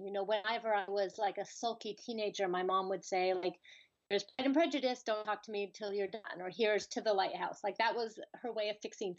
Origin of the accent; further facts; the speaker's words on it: California, United States; moved away as an adult; also born or lived in Colorado; I'm from California, but my family is very East Coast centric. My parents are New York Jews, and they ended up raising us in California for their work.